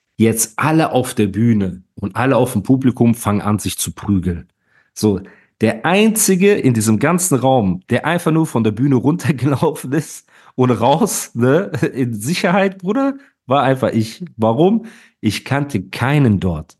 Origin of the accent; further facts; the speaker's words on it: Heidelberg, Baden-Württemberg, Germany; als Heidelberger